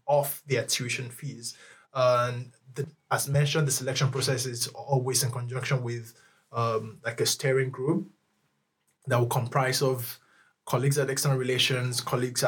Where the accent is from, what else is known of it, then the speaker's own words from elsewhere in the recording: Nigeria; now in Lund, Sweden; I'm Nigerian